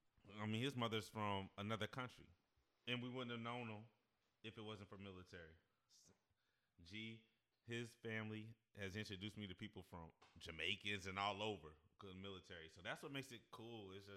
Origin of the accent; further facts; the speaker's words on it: Kansas City, Missouri, United States; He's from New York, I'm from Kansas City, Missouri.